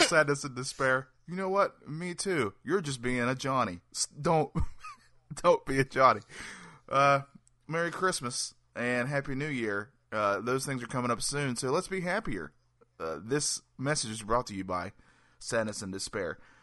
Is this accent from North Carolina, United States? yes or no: yes; North Carolina, United States; I'm from North Carolina.